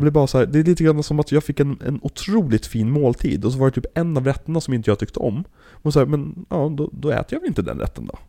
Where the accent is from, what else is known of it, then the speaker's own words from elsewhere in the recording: Sweden; oss som svenskar